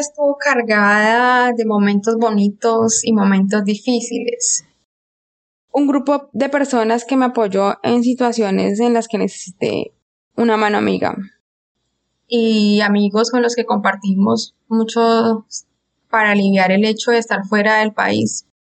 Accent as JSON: {"language": "Spanish", "country": "Colombia", "also_born_or_lived": "Argentina", "moved": "as an adult", "lives_now": "Houston, United States", "said": "Soy colombiana, viví seis años en Argentina y ahora estoy radicada en Houston"}